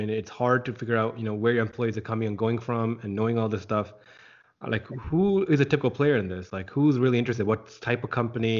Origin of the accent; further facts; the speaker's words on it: Scarborough, Ontario, Canada; I grew up in Scarborough, and I can definitely see that problem.